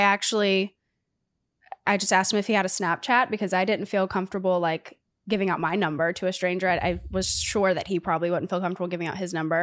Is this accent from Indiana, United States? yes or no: no; Auburn, Alabama, United States; we're both from Auburn, Alabama